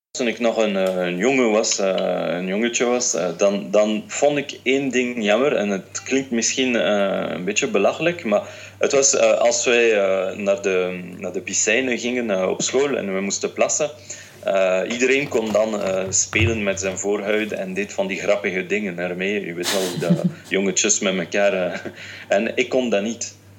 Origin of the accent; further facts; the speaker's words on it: France; also born or lived in Tunisia; Ik ben Fransman, mijn moeder is een Française, mijn vader is een Tunesiër